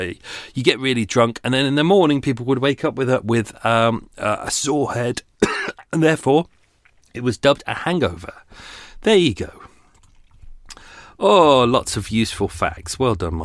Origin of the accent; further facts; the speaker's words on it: England, United Kingdom; we're English